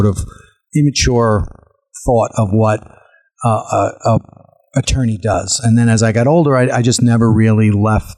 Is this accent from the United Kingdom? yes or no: no; Commack, New York, United States; also born or lived in Brooklyn; I was born in Brooklyn, but I was raised in Commack with my parents and my four older sisters